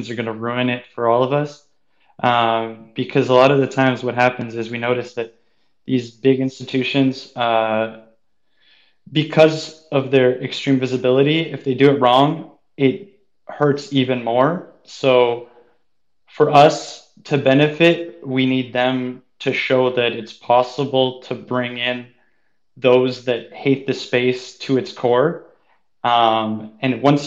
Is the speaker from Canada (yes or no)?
yes; Canada; as a Canadian